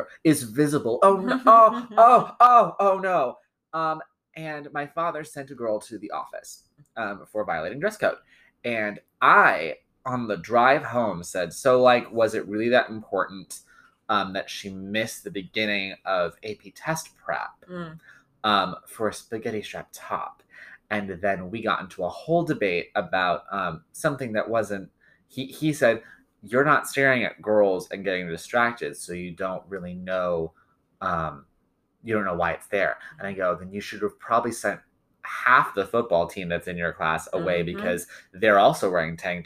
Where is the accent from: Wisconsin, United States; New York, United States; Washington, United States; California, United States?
California, United States; Lancaster; we grew up in Lancaster, California